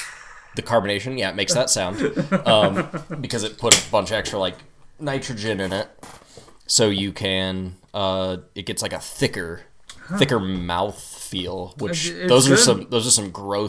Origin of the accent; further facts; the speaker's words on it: Longmont, Colorado, United States; moved away; They are based in my hometown of Longmont, Colorado.